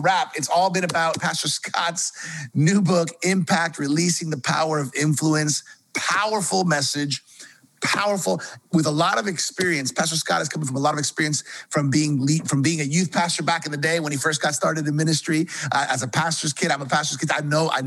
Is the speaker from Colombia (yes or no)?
yes; Colombia; I'm from Colombia too